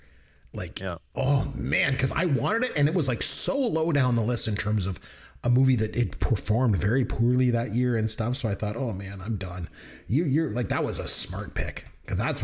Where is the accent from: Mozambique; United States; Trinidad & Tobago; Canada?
Canada; being Canadian